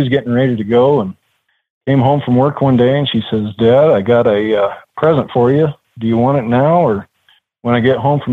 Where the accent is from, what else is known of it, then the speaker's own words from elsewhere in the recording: Gunnison, Colorado, United States; now in Colorado Springs, United States; I was born and raised up in the mountain town of Gunnison, Colorado